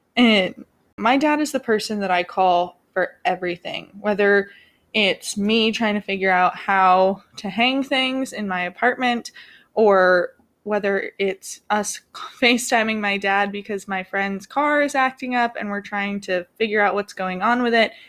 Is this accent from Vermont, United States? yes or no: yes; Vermont, United States; moved away; I grew up in Vermont